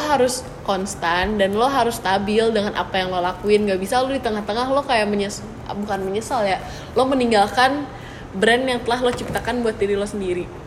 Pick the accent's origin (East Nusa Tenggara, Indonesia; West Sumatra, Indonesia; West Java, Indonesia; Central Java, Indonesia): West Java, Indonesia; Bandung; moved away as an adult; also born or lived in Malang; gue orang Bandung